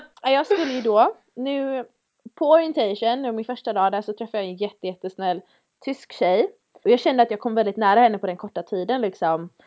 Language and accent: Swedish; Sweden; moved away; jag är från, jag är från Sverige, jag är van vid snö